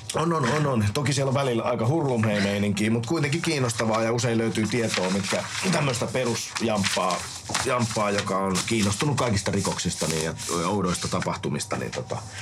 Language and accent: Finnish; Finland; also born or lived in Helsinki